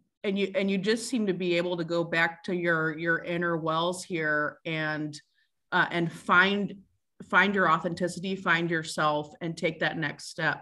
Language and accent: English; St. Louis, Missouri, United States; I'm from St. Louis.